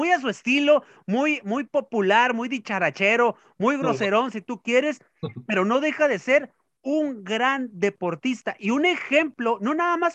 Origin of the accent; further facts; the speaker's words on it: Mexico; Y que eso nos demuestra nosotros como mexicanos que a pesar de las vicisitudes también podemos salir del fango